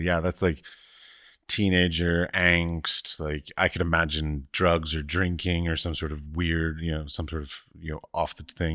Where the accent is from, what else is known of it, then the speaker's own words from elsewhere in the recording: Washington, District of Columbia, United States; growing up in Washington, D C